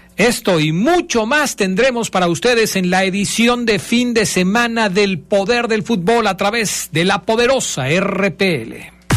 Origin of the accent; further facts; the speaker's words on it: Mexico; todos como mexicanos